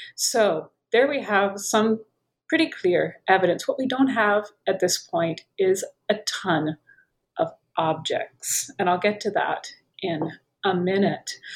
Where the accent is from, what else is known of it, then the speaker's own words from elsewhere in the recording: United States; accent: American; moved away as an adult; also born or lived in Paris / Tunisia / Turkey / Oxford; I'm American, perhaps you can tell by my accent